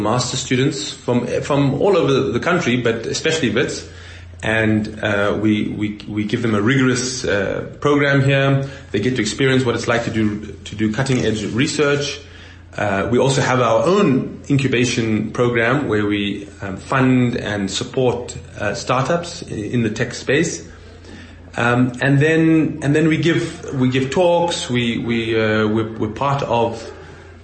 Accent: South Africa; as a South African

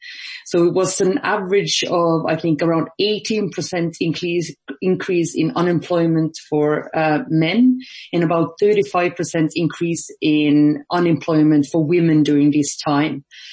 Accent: Finland; moved away as an adult; now in Ireland; So I'm normally based in Ireland, but I actually got locked in my home country of Finland.

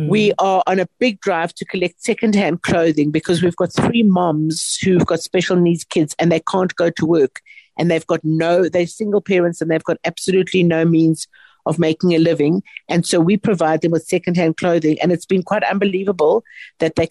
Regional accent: South Africa; our country has endured so much over so long, and we are resilient

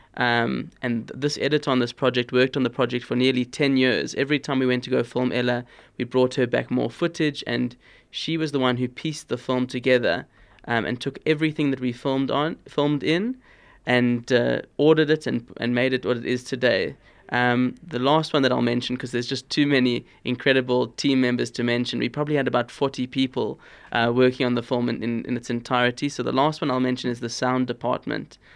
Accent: Cape Town, Western Cape, South Africa; I grew up in Cape Town

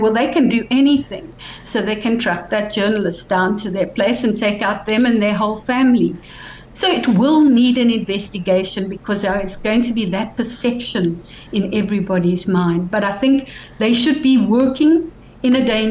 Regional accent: Cape Town, Western Cape, South Africa; growing up in Sea Point

